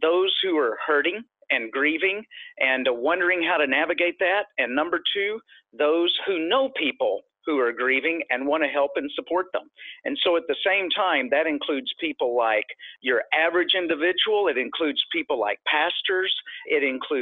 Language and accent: English; Texas, United States; I am originally from Texas